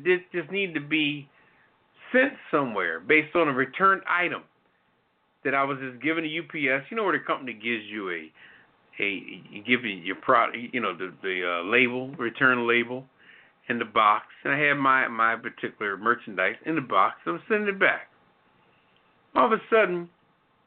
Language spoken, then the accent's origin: English; Philadelphia, Pennsylvania, United States; moved away; I'm originally from Philly. I could have brought out the West Philly on the whole scene